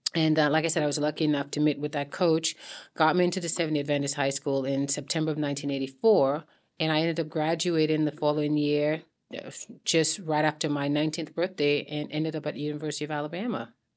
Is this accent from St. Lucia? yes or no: yes; St. Lucia; moved away; growing up in Saint Lucia.